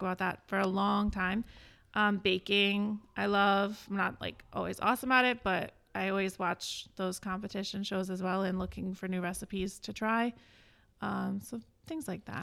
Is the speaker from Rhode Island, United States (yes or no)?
yes; East Greenwich, Rhode Island, United States; I grew up in East Greenwich